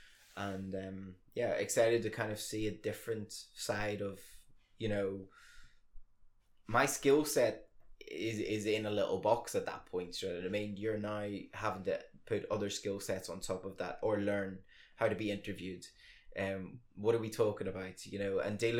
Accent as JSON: {"language": "English", "region": "Northern Ireland", "country": "United Kingdom", "also_born_or_lived": "England", "moved": "as an adult", "said": "I'm the only person from Ireland"}